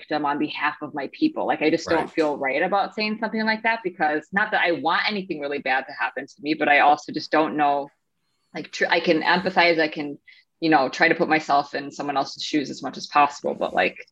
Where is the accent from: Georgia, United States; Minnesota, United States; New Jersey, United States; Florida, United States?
Minnesota, United States; moved away as an adult; now in San Diego, United States; I'm from Minnesota. Like, I just moved here.